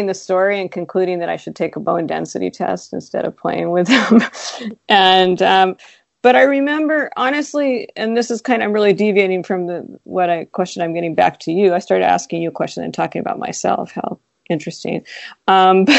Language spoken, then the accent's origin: English; Seattle, Washington, United States; I grew up in Seattle